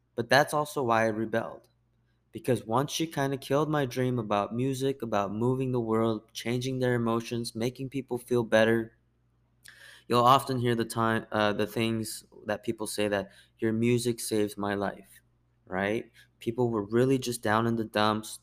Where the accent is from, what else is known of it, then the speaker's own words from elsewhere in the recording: United States; I'm Korean American